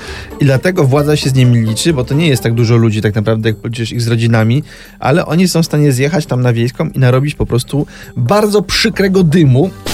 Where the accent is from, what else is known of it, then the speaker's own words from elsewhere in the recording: Silesian Voivodeship, Poland; pochodzę ze Śląsku